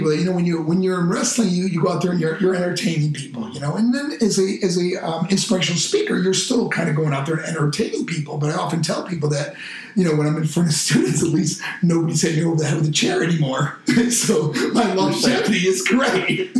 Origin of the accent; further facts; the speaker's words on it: Macon, Georgia, United States; And I'm from Macon, Georgia, like where … was from, you know.